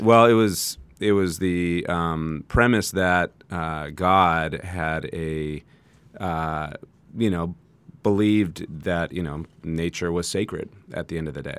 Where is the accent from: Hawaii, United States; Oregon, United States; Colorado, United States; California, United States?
California, United States; San Jose; moved away as an adult; now in Santa Barbara, United States; I grew up in San Jose, uh, now Silicon Valley